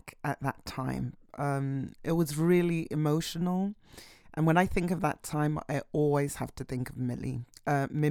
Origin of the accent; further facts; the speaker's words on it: London, United Kingdom; now in Berlin, Germany; I was born in London